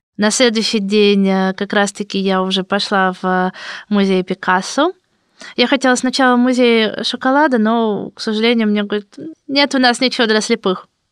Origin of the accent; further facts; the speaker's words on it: Moscow, Russia; я из России